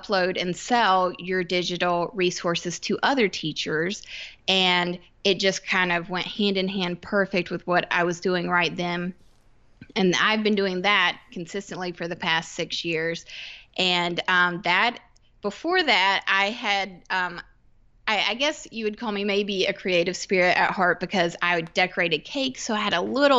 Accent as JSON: {"language": "English", "region": "Georgia", "country": "United States", "tie": "born or raised there", "moved": "as an adult", "lives_now": "South Carolina, United States", "said": "I grew up in Georgia. And I now live in South Carolina, just about an hour away"}